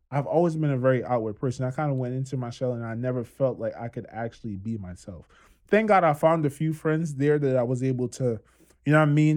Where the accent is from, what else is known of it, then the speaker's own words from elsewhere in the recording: Trinidad & Tobago; accent: Trini; moved away; born and raised in Trinidad